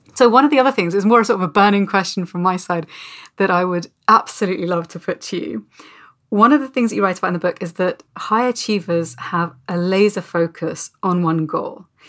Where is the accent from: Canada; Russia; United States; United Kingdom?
United Kingdom; as a Brit